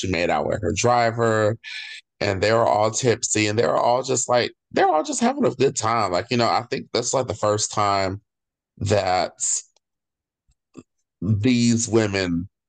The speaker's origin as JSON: {"language": "English", "region": "California", "country": "United States", "said": "we're Californian"}